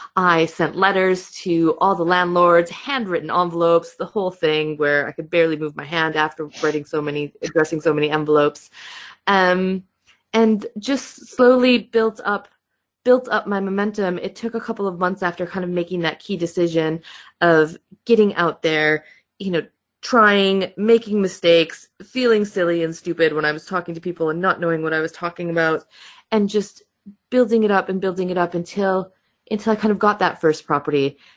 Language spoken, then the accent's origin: English; Michigan, United States; accent: American; first language English; moved away as an adult; now in United Kingdom; I do have an accent. I am American. So, I am from Michigan in the US. I moved to the UK about 12 years ago now